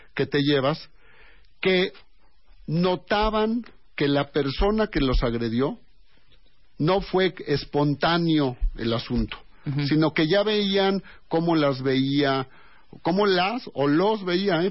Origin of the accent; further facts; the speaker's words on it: Mexico; Todos somos mexicanos